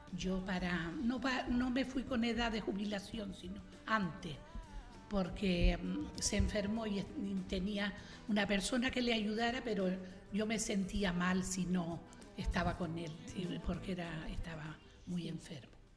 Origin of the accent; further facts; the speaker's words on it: Teguise, Canary Islands, Spain; de Teguise, de la villa, de la villa de Teguise